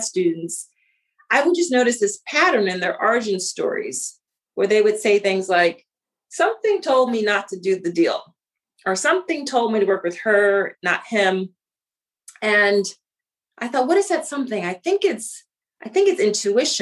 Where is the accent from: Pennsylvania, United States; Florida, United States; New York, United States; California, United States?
Pennsylvania, United States; Philadelphia; I grew up in Philly. I grew up in the city of Philadelphia